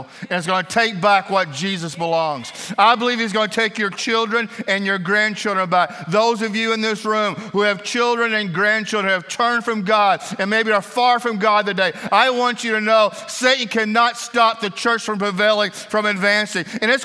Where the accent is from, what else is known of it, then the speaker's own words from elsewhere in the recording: Kentucky, United States; also born or lived in Middle East; I'm from Kentucky